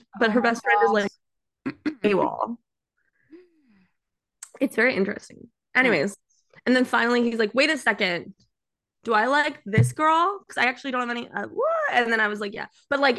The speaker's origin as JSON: {"language": "English", "area": "Long Island", "region": "New York", "country": "United States", "tie": "born or raised there", "moved": "yes", "said": "I'm from New York, which I was. I was born in New York. I was born in Long Island. I was born in Long Island for all you people there."}